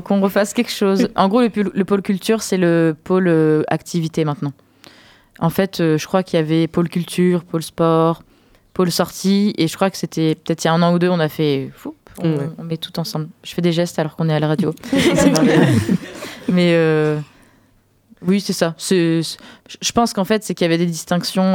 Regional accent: France

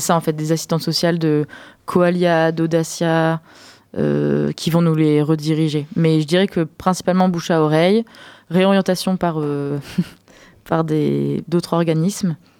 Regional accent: France

